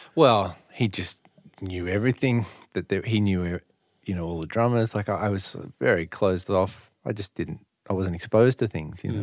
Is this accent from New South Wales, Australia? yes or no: yes; Sydney, New South Wales, Australia; I grew up in the North Shore